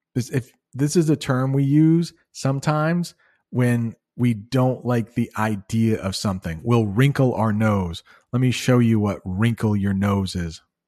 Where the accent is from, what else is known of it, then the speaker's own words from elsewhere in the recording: United States; As an American